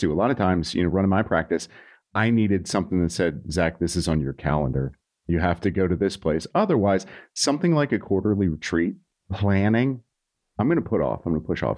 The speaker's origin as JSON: {"language": "English", "town": "Nashville", "region": "Tennessee", "country": "United States", "moved": "yes", "said": "I'm from Nashville"}